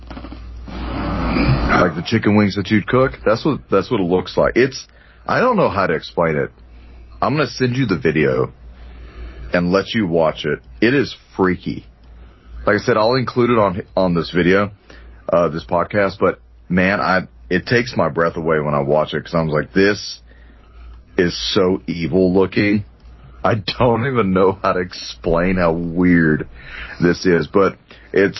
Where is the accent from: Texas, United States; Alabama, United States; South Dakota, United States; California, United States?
Texas, United States; accent: Texas; There's my Texas accent